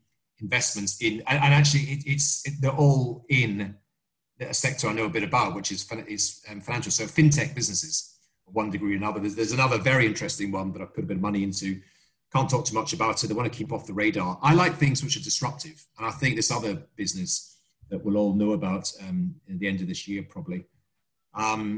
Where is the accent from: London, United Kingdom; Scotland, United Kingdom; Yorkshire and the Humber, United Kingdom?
Scotland, United Kingdom; I'm Scottish